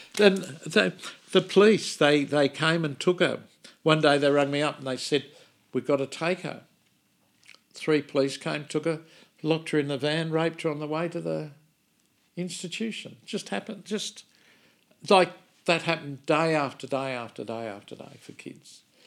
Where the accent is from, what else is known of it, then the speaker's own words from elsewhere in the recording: Australia; from Australia